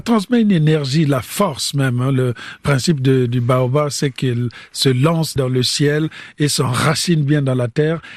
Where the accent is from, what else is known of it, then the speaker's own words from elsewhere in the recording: Republic of the Congo; moved away as an adult; also born or lived in France; moi je venais du Congo-Brazzaville.